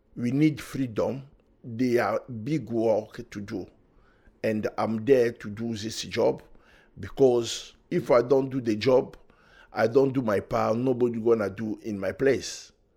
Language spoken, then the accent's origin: English; DR Congo; English is a second language; moved away as an adult; now in Manchester, United Kingdom; I was born in Africa, Republic Democratic of Congo